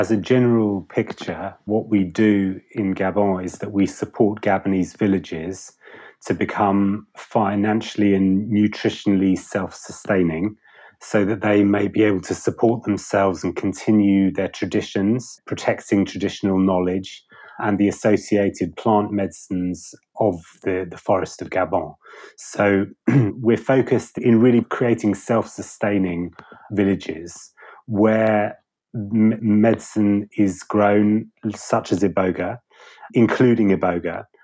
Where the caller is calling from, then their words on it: South East England, United Kingdom; I'm I'm just outside London, so from the UK.